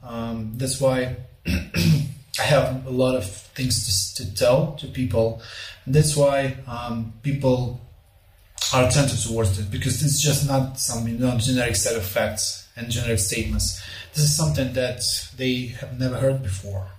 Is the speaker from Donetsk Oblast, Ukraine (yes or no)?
yes; Volnovakha, Donetsk Oblast, Ukraine; Volnovakha, my hometown, which is just north of Mariupol